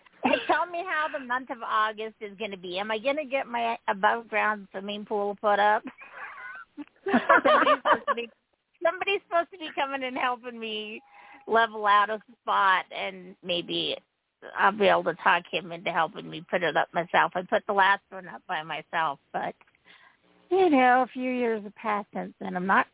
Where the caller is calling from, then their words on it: Utah, United States; This is …, and I'm from Utah.